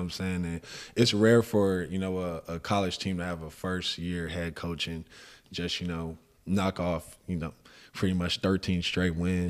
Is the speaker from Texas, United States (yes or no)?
yes; San Antonio, Texas, United States; now in Houston, United States; I did it most of my growing up in San Antonio on yeah, the east side